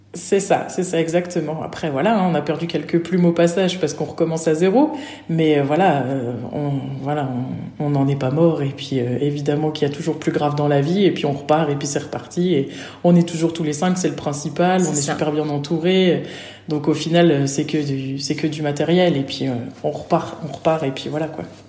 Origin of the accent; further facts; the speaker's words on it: Nancy, Grand Est, France; moved away as an adult; also born or lived in Normandy; je suis originaire de Nancy